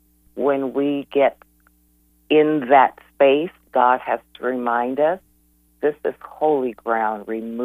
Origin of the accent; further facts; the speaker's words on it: South Dakota, United States; now in Winston-Salem, United States; I live in Winston-Salem. I'm from South Dakota.